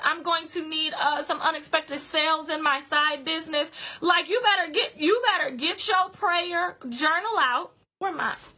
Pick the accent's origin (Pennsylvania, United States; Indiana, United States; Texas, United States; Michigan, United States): Michigan, United States; Grand Rapids; my hometown of Grand Rapids